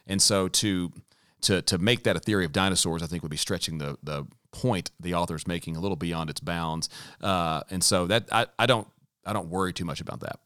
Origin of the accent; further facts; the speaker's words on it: the South, United States; growing up in the South, myself included